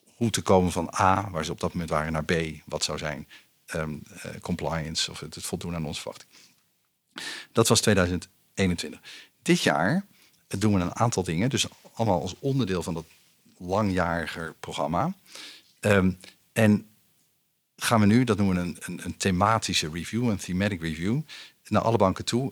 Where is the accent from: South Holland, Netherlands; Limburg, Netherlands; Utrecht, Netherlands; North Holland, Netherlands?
Utrecht, Netherlands; opgegroeid in Utrecht in de stad.